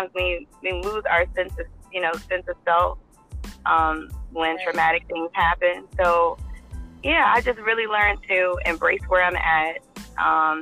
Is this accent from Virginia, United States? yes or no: yes; Nottoway County, Virginia, United States; I'm from Nottoway County, born and raised